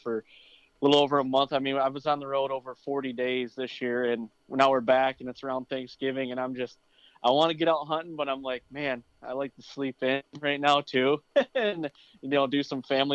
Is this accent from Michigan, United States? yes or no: yes; near Mount Pleasant, Central Michigan, United States; I grew up in Central Michigan. Right around the Wademan area, to be exact. I'm about 10 minutes west of Mount Pleasant